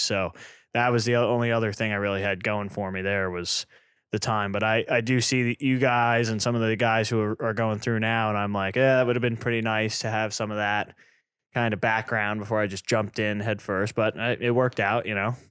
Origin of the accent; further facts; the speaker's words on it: East Coast, United States; also born or lived in New York; now in Burlington, United States; I grew up in the East with the East Coast kind of, uh, culture, the fire service